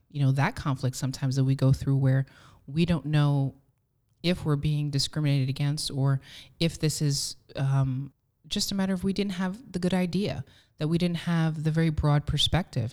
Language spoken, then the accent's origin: English; New Jersey, United States; I was born and raised in New Jersey